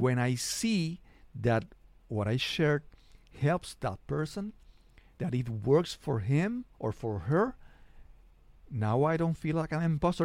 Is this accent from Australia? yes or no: no; San Juan, Puerto Rico; I'm a podcaster from San Juan, Puerto Rico